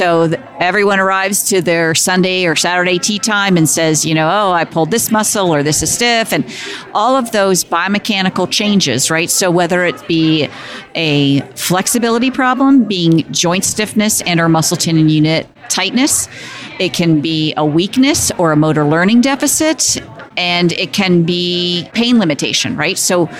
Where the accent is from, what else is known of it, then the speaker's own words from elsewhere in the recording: Philadelphia, Pennsylvania, United States; I'm from Philadelphia.